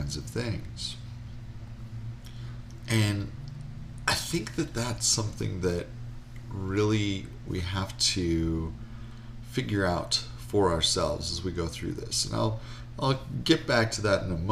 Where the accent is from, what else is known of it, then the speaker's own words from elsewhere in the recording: Wisconsin, United States; I grew up in Wisconsin